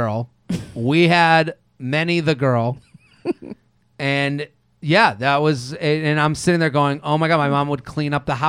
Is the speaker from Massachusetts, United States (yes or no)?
yes; Massachusetts, United States; So I grew up outside of Boston.